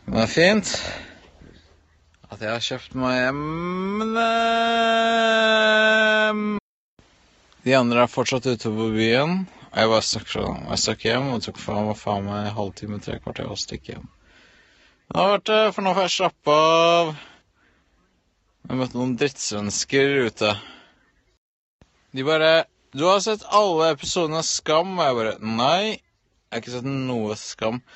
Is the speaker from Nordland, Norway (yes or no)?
no; Oslo, Norway; Uh, og de bare 'Å, ah, shit, hvor er du fra?' Jeg bare 'Oslo, ass'.